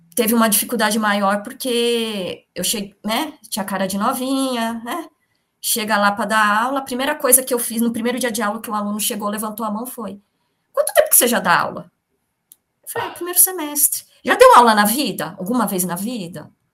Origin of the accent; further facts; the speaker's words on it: São Bernardo do Campo, São Paulo, Brazil; moved away as an adult; also born or lived in Campinas; A minha família, a gente é de São Bernardo do Campo